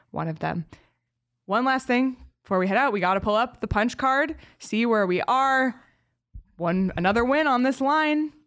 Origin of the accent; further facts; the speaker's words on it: Canada; moved away; as a Canadian